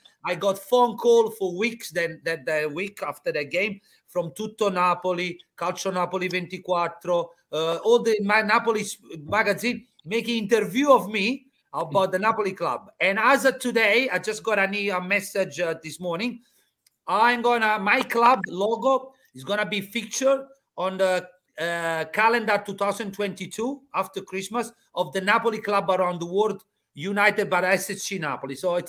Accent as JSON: {"language": "English", "town": "Melbourne", "region": "Victoria", "country": "Australia", "said": "I said, I come from Melbourne. I got 2 weeks in Di Maro."}